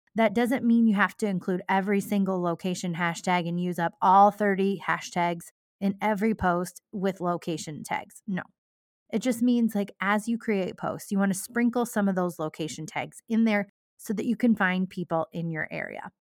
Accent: Cascade, Iowa, United States; my hometown of Cascade

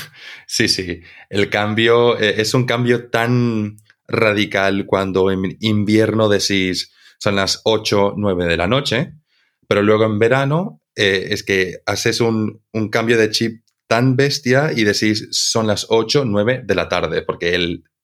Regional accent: Santa Cruz, Bolivia; accent: cruceño/Spanish; mi acento ya es como una amalgama entre el acento cruceño y el acento español.

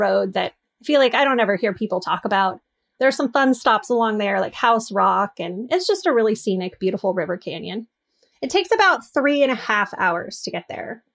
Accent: North Coast, Oregon, United States; I'm from the North Coast

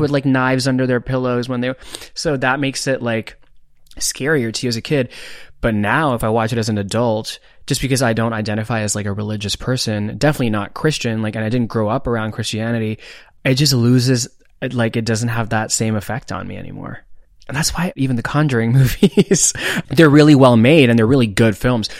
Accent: India; moved away; I grew up in India

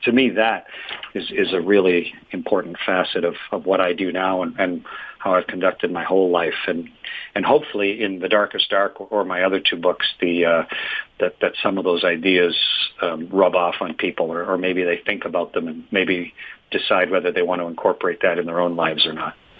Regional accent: Canada; I'm from Canada

